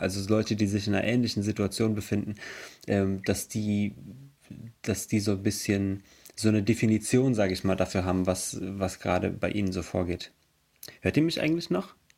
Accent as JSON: {"language": "German", "town": "Emmelshausen", "region": "Rhineland-Palatinate", "country": "Germany", "said": "Wir kommen aus Emmelshausen. Das ist im Hunsrück."}